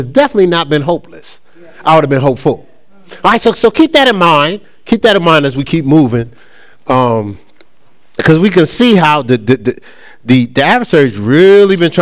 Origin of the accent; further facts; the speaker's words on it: Newark, New Jersey, United States; growing up in Newark, in Newark, New Jersey.